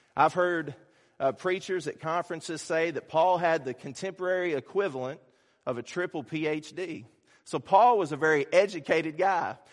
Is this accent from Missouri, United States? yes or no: no; Kentucky, United States; A lot of people who know me know I'm from Kentucky